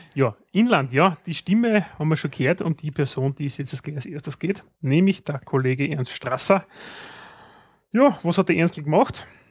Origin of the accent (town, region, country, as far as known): Austria